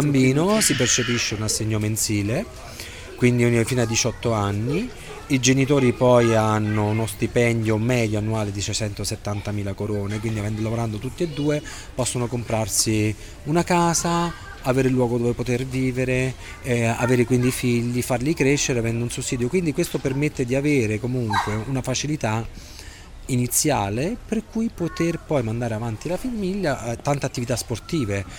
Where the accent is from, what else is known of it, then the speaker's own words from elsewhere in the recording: Rome, Lazio, Italy; moved away as an adult; now in Oslo, Norway; io vengo da Roma